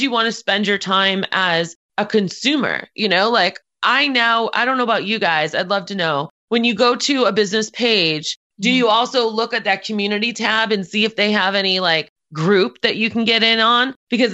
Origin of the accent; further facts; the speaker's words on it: Boston, Massachusetts, United States; moved away; I'm originally from Boston